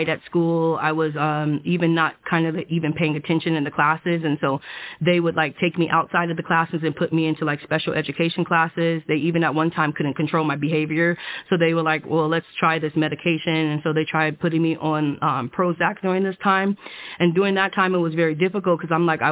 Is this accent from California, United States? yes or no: yes; Oceanside, California, United States; I grew up in Oceanside, California